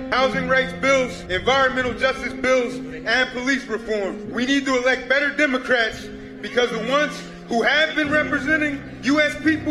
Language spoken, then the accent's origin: English; Delaware, United States; also born or lived in Pennsylvania; I'm from Delaware. Like the president, I was born in Pennsylvania.